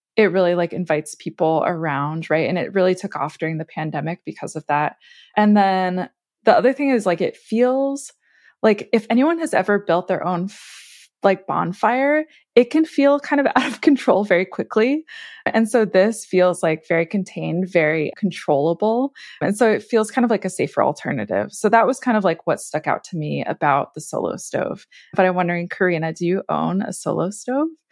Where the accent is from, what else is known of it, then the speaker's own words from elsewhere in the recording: Vermont, United States; moved away; I'm from Vermont originally